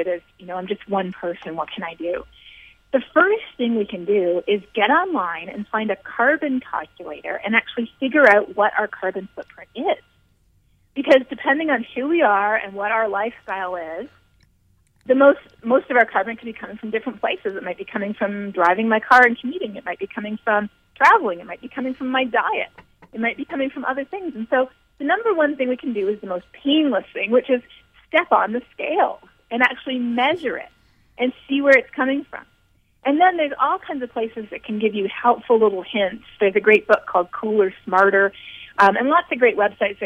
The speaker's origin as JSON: {"language": "English", "country": "Canada", "said": "I'm Canadian, and we had about 8 or 9 rough years in Canada"}